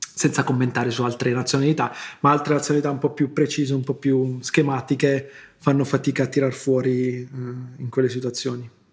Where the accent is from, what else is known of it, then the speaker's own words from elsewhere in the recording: Italy; come italiani